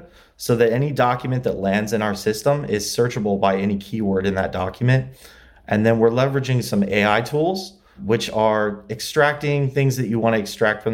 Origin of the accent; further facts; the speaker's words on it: LaGrange, Indiana, United States; moved away as an adult; also born or lived in Muncie, Indiana; now in Los Angeles, United States; I grew up in Indiana, LaGrange, Indiana. It's near South Bend